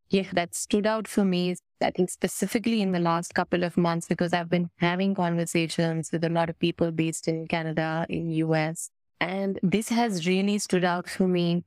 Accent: India; as an Indian, I think the beauty of belonging to and growing up in this country

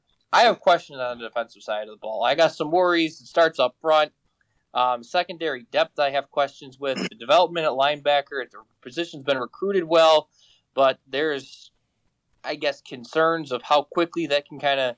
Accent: Chicago, Illinois, United States; I'm actually from Chicago

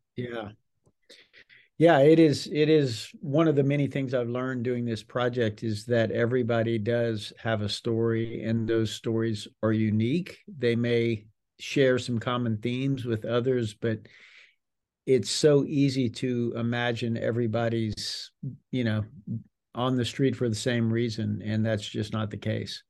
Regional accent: South Louisiana, United States; grew up in a large Cajun, very Catholic family in South Louisiana

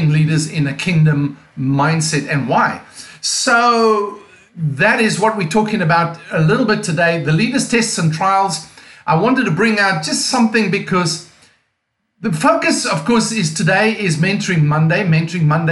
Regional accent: Cape Town, Western Cape, South Africa; accent: non-American; now in Mount Joy, United States; my accent is non-American. As you can hear, I'm actually from South Africa, from a place called Cape Town, South Africa

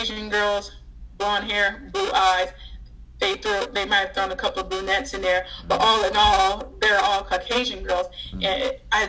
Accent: Louisiana, United States; moved away; I'm originally from Louisiana

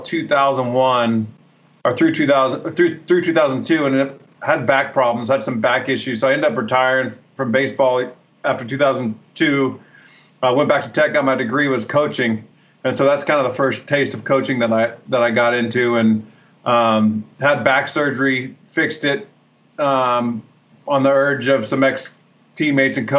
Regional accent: Santa Rosa, California, United States; I grew up in Northern California, Santa Rosa, about 45 minutes north of San Francisco

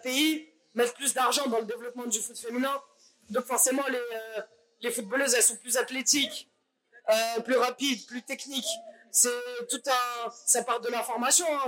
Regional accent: Paris, Île-de-France, France; je suis parisienne

